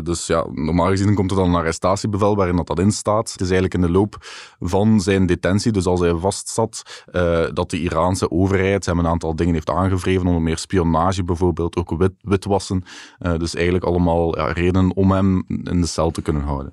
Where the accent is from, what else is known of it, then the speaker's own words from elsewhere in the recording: Belgium; wij als Belgen